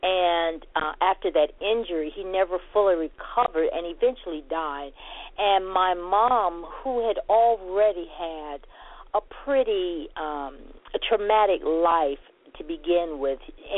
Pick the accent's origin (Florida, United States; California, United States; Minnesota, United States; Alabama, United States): Alabama, United States; Montgomery; born there; also born or lived in New York, United States; because I was born in Montgomery, Alabama, and so and with my grandparents in Montgomery, I would stay with them 2-3 years, and then I would be sent to an aunt in New York.